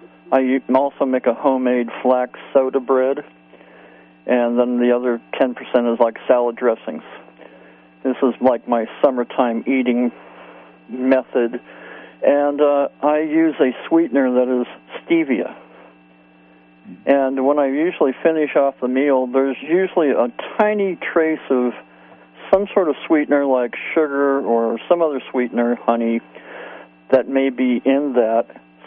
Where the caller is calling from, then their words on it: Redwood, California, United States; I'm calling from Redwood, California.